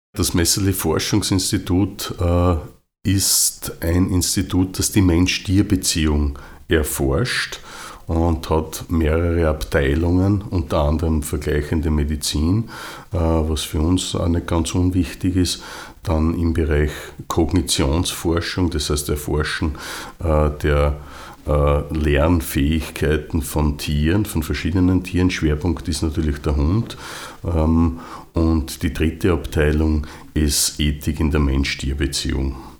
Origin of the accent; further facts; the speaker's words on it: Austria; bei uns in Österreich